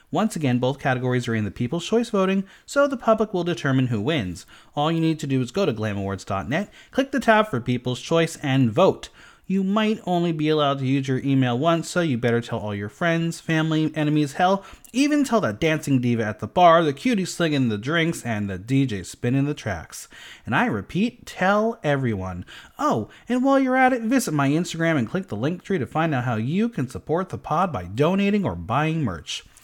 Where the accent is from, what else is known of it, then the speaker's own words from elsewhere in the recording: New Jersey, United States; I mean, I'm from New Jersey, and I think I have a, a, a pretty neutral um, whatever.